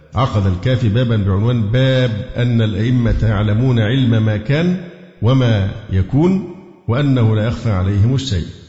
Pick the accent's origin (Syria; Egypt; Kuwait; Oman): Egypt; Cairo, Cairo Governorate; إن أنا مصري و- وقاهري